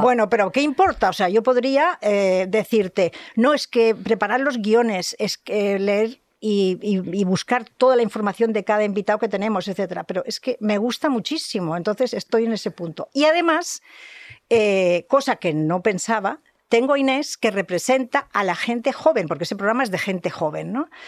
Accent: Catalonia, Spain; soy catalana

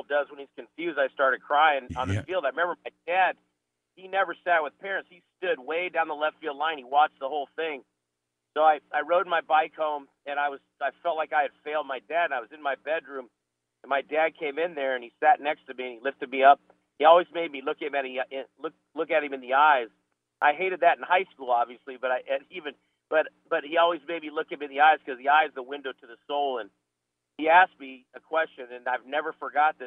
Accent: Phoenix, Arizona, United States; now in North Carolina, United States; I was born and raised in Phoenix. I'm one of the few natives.

